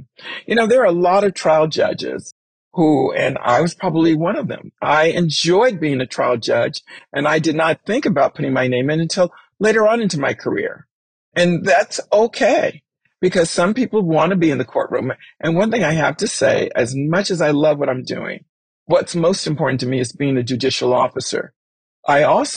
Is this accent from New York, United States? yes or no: no; Daly City, California, United States; born and raised in Daly City, California, went to public school.